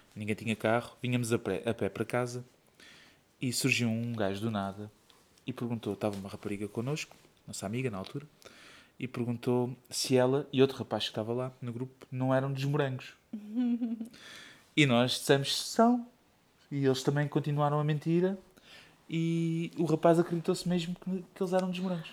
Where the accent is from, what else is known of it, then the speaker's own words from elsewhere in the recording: Setúbal, Portugal; moved away; eu sou de Setúbal